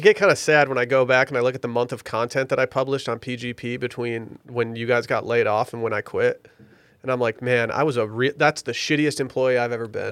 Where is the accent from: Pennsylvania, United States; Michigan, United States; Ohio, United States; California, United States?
Michigan, United States; Petoskey; I was born in Petoskey, Michigan